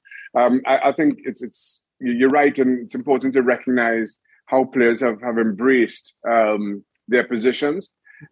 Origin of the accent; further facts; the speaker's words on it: Trinidad & Tobago; moved away; also born or lived in United States / Newcastle; growing up in Trinidad and Tobago